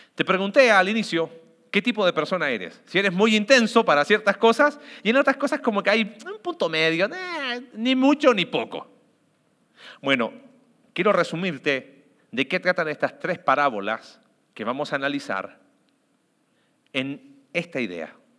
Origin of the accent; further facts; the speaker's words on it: Mexico; como sociedad mexicana